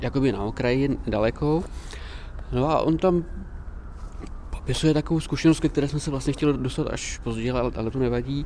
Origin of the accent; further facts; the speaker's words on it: Prague, Czechia; also born or lived in Prosek, Prague; je to lokalita, kde jsem se narodil